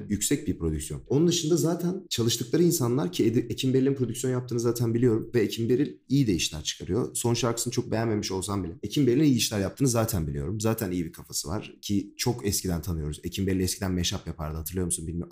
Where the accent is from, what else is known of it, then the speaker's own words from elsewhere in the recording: Ankara, Turkey; Ben de Ankaralıyım. Memleketim